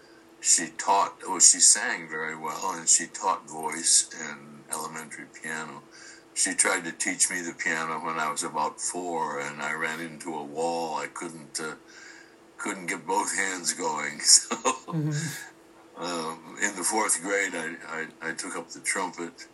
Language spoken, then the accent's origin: English; Kirkland, Washington, United States; born or raised there; also born or lived in Othello, Washington